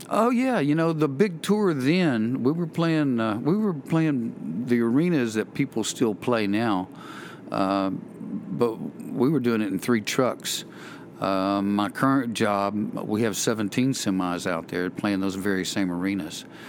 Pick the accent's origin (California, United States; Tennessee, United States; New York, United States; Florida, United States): Tennessee, United States; Tullahoma; also born or lived in Knoxville, Tennessee; I'm from Tullahoma, Tennessee